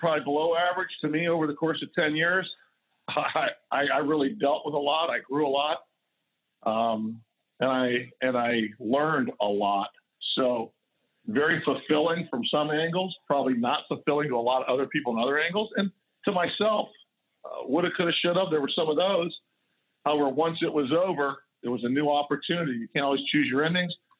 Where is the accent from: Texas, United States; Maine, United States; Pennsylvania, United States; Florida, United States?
Florida, United States; East Coast of; Growing up on the East Coast of Florida